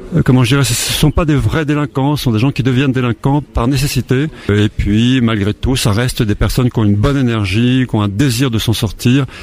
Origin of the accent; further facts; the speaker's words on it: Haute-Savoie, Auvergne-Rhône-Alpes, France; je suis né en Haute-Savoie